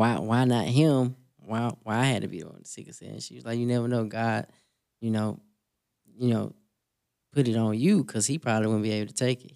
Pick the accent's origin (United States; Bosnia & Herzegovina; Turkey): United States; Selma, Alabama; I was born in Selma, Alabama